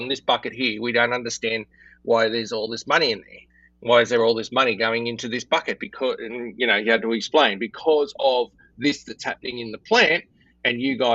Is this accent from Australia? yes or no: yes; Australia; I'm Australian